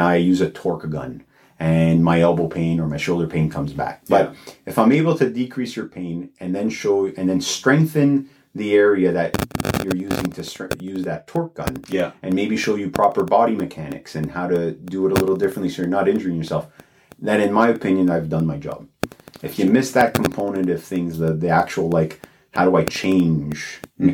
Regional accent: Toronto, Ontario, Canada; also born or lived in Alliston; I'm born and raised in Toronto. Yeah. So downtown Toronto.

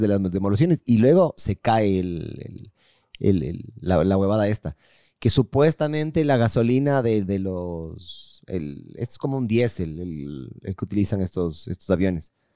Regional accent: Ecuador

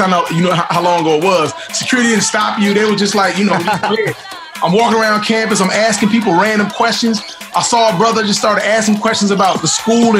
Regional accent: Chicago, Illinois, United States; went to film school at Columbia College in Chicago. So right. Chicago is a huge part of who I am and my voice

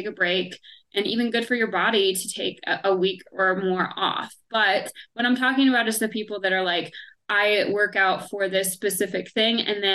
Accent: Indiana, United States; now in Colorado, United States; where I grew up in Indiana

